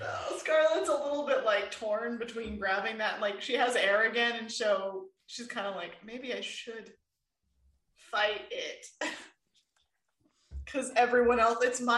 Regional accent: Florida, United States; I am from Florida

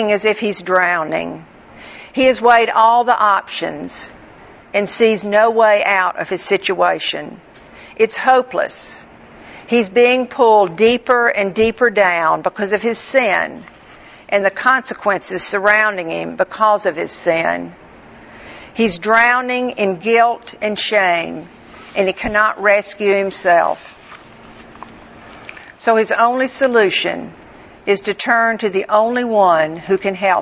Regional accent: Northwest Florida, United States; I grew up in Northwest Florida

